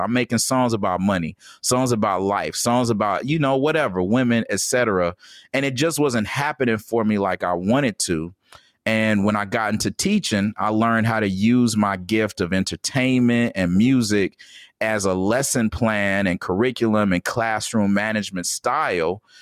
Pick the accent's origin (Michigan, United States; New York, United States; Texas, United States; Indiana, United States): Indiana, United States; Gary; I was born in Gary, Indiana